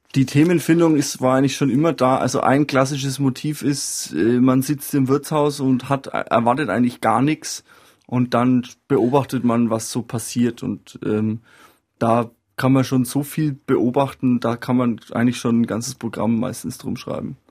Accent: Franconia, Bavaria, Germany; bei uns in Franken oder eigentlich auch in Süddeutschland

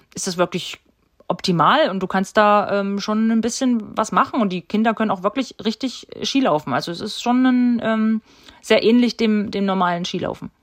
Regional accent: Steinbach-Hallenberg, Thuringia, Germany; Ich war kurz weg und ich bin wieder zurückgekommen, weil es mir hier einfach gefällt, weil mir meine Familie wichtig ist und, und weil ich mich hier einfach wohlfühle ja, und weil es meine Heimat ist

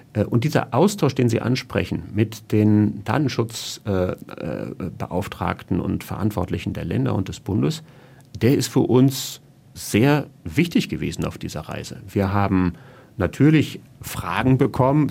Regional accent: Germany; als Deutscher

